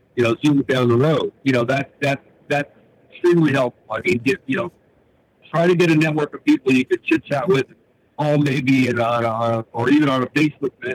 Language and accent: English; Northeast, United States; I'm from the Northeast.